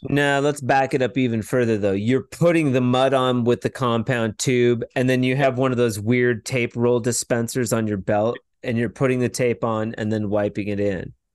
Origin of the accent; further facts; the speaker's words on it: Washington, United States; also born or lived in Portland, Oregon; I'm originally from Washington State